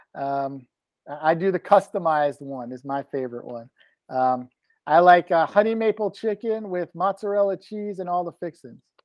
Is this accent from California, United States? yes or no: no; Florida, United States; Grew up on the ocean side, live on the Gulf side.